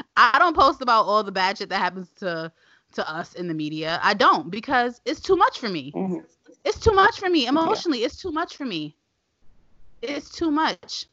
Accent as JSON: {"language": "English", "town": "New York City", "region": "New York", "country": "United States", "tie": "born or raised there", "said": "We live, we live in Clinton Hill. I grew up in Clinton Hill, and you know we have stoop kids."}